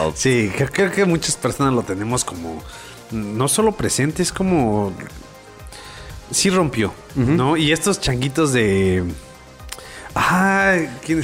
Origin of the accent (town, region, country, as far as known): Mexico